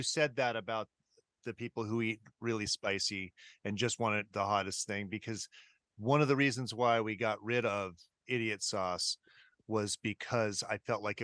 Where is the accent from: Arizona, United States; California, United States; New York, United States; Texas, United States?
California, United States; Riverside; I grew up in Southern California